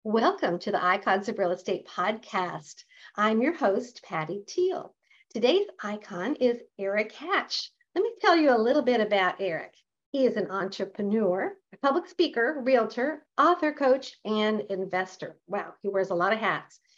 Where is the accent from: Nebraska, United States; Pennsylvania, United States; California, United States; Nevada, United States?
Nebraska, United States; moved away; I happen to have grown up in the Midwest, and back in the day, I'm from Nebraska originally